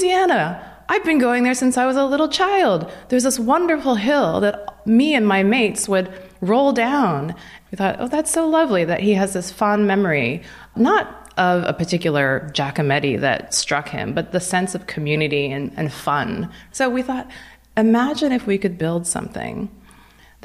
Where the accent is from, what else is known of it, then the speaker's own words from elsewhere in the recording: Vancouver, British Columbia, Canada; moved away; also born or lived in Potomac, Maryland; I grew up in Vancouver, Canada